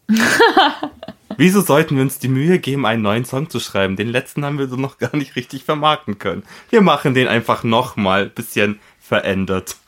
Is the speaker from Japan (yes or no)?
no; Poland; moved away; aus meinem Heimatland Polen